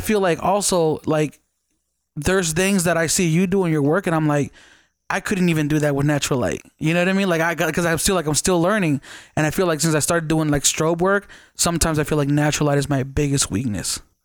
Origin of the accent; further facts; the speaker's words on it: Las Vegas, Nevada, United States; I'm from Vegas